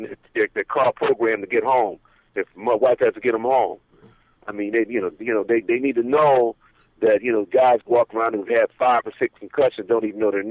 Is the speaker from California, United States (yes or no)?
yes; San Fernando, California, United States; it's a place I grew up in the city of San Fernando, Pacoima